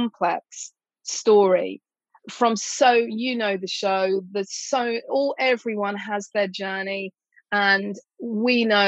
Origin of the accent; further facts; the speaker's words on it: England, United Kingdom; part of being English